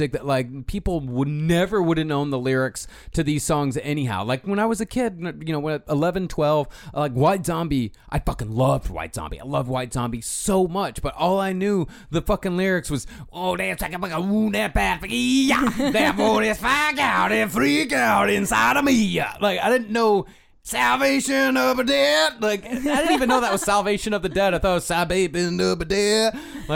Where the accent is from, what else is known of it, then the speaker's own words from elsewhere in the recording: United States; growing up in America in the 90s